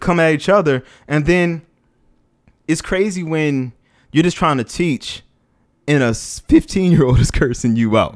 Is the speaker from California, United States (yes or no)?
no; New Orleans, Louisiana, United States; moved away; also born or lived in Washington, D.C. / Los Angeles; growing up in New Orleans, living in D C, being in L A, working with the kids there